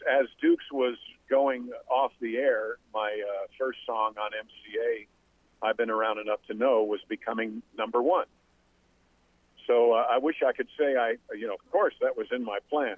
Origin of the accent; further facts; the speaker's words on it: Westchester County, New York, United States; I was actually 18 from Westchester County, New York